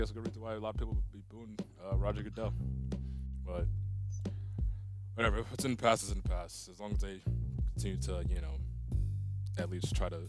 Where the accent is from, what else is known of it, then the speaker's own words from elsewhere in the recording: New York, United States; I'm from New York